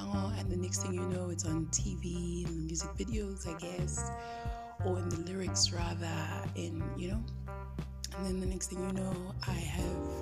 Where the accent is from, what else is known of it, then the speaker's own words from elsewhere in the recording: Johannesburg, Gauteng, South Africa; Joburg born and bred. I've lived in Johannesburg my entire life.